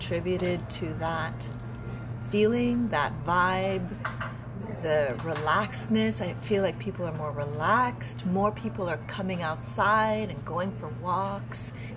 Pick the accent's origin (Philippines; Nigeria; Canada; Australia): Canada; Yellowknife, Northwest Territories; also born or lived in Edmonton / West Coast; now in Montreal, Canada; Yellowknife is where I'm born